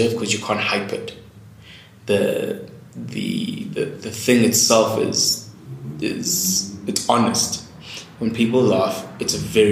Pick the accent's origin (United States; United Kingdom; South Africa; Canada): South Africa; Eastern Cape; also born or lived in Durban, KwaZulu-Natal; I grew up in the Eastern Cape, but mostly in my younger years, the junior school was in Durban